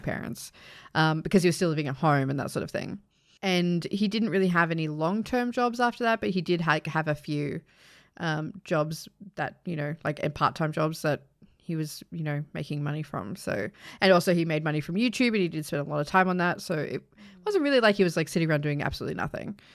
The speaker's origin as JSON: {"language": "English", "country": "Australia", "said": "me being Australian"}